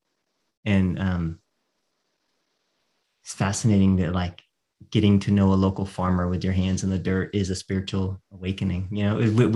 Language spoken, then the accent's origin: English; Texas, United States; I grew up in Texas